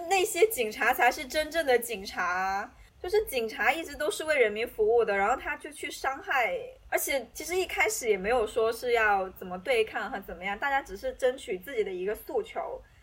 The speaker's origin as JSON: {"language": "Chinese", "country": "China", "said": "以前你会很，很自然地就说 I'm from China"}